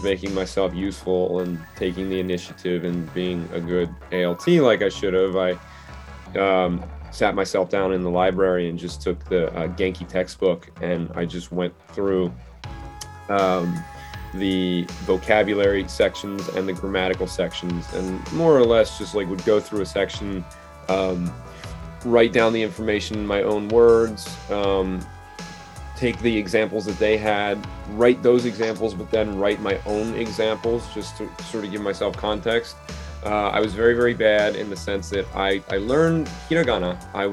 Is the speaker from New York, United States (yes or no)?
no; New Jersey coast, United States; moved away as an adult; also born or lived in Philadelphia, Pennsylvania; now in Tokyo, Japan; I'm originally from Philly, grew up by the coast in Jersey as well